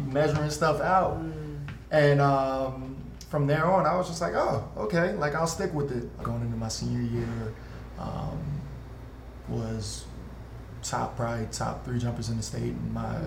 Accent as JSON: {"language": "English", "town": "Sicklerville", "region": "New Jersey", "country": "United States", "tie": "born or raised there", "also_born_or_lived": "Philadelphia, Pennsylvania", "moved": "yes", "lives_now": "Portland, United States", "said": "I'm originally from Philly. My family moved to Sicklyville, New Jersey when I was younger."}